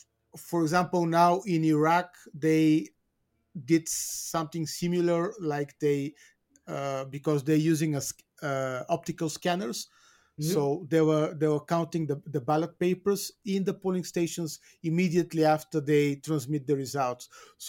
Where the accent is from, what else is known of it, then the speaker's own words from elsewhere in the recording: Bulgaria; Albania, my home country, Bulgaria, where we are more or less walking on the same path.